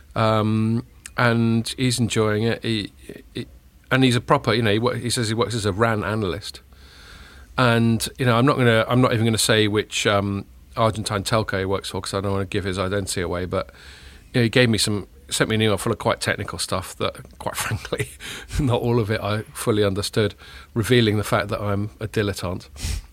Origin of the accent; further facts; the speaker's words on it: Chile; I was born in Chile.